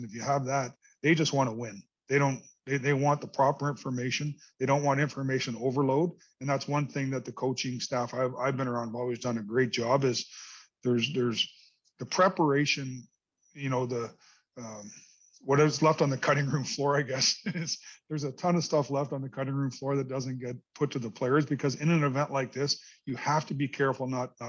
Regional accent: Canada; but as a Canadian, it also comes with responsibilities of media responsibilities.

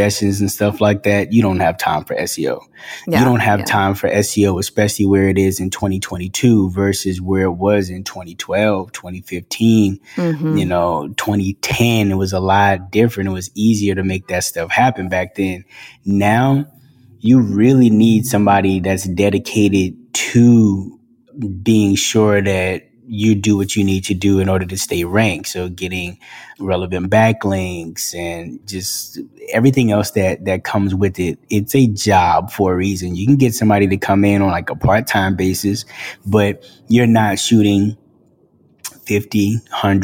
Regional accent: Boston, Massachusetts, United States; also born or lived in South Carolina / Los Angeles, United States; now in Atlanta, United States; I grew up in Boston

